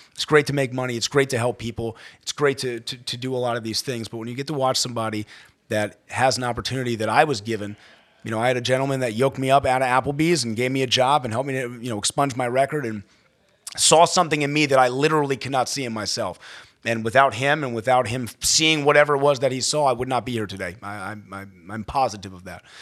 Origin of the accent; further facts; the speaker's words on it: Baltimore County, Maryland, United States; I grew up in Baltimore County, uh, Maryland